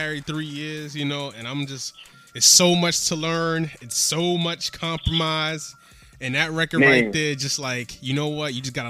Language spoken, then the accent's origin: English; New York City, New York, United States; I'm from the Bronx